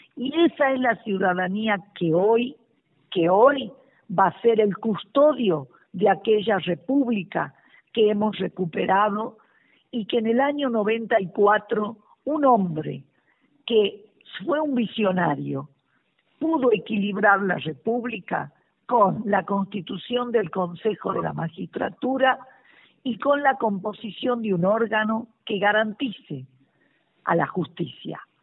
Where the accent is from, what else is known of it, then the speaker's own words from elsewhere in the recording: Argentina; agradecerte como argentina